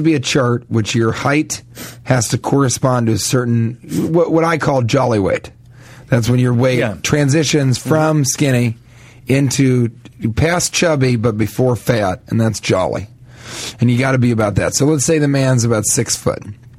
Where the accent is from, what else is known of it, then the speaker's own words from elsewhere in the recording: Denver, Colorado, United States; I'm from Denver originally. You know, I grew up outside of Colorado Springs, way outside of Colorado Springs, actually in Denver.